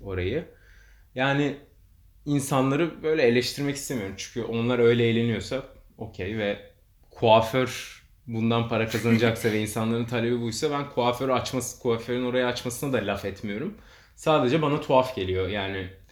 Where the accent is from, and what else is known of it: Turkey